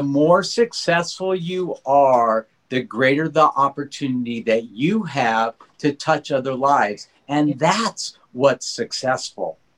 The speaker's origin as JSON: {"language": "English", "town": "Los Angeles", "region": "California", "country": "United States", "tie": "born or raised there", "said": "I grew up in Granada Hills, not so wealthy"}